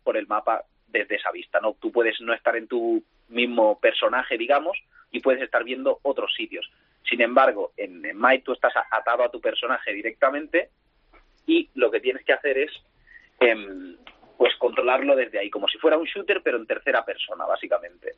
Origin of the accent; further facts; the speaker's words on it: Barcelona, Catalonia, Spain; Soy de Barcelona.